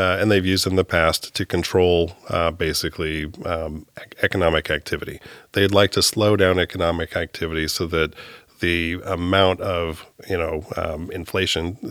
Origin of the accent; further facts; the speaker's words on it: Hillsboro, Oregon, United States; also born or lived in Palo Alto, California / Amstelveen, Netherlands; moved up to Hillsboro, Oregon, uh, by about the age of three and lived there, uh, grew up there, went to high school there.